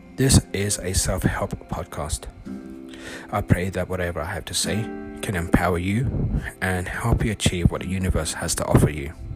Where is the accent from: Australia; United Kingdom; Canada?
United Kingdom; London; moved away as an adult; now in California, United States; I'm originally from London